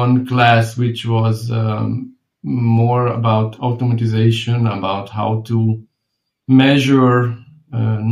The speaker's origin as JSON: {"language": "English", "town": "Fehérgyarmat", "region": "Szabolcs-Szatmár-Bereg", "country": "Hungary", "tie": "born or raised there", "said": "I was born in Hungary, in a small city, which is called Fehérgyarmat"}